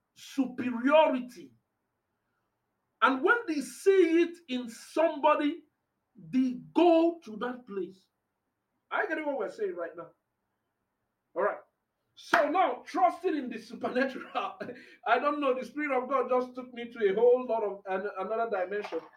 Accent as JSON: {"language": "English", "region": "Anambra", "country": "Nigeria", "said": "I'm from Anambra"}